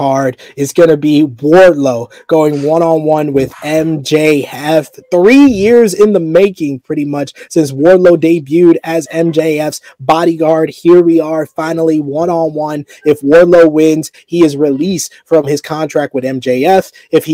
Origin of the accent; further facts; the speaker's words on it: New York, United States; I'm from New York